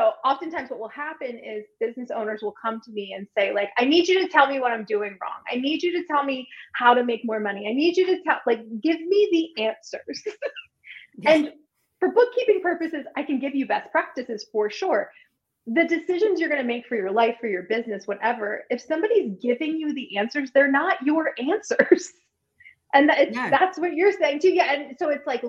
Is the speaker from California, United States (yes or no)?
no; Wilmington, Delaware, United States; now in Wilmington, North Carolina, United States; I am from Wilmington, Delaware, and I live in Wilmington, North